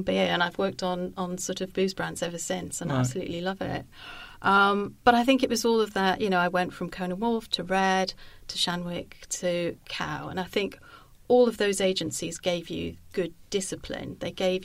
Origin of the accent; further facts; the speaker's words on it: Wales, United Kingdom; moved away as an adult; also born or lived in Brighton / London; I'm a girl from Wales.